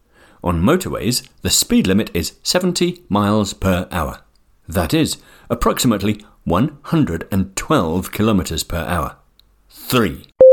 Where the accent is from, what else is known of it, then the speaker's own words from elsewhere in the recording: England, United Kingdom; I am from England.